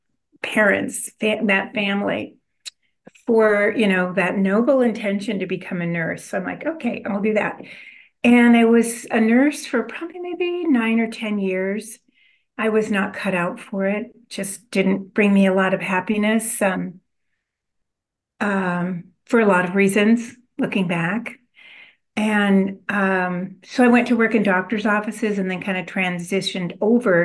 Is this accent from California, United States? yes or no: yes; California, United States; also born or lived in Illinois; when I was 4 years old, we moved to California. So I grew up in California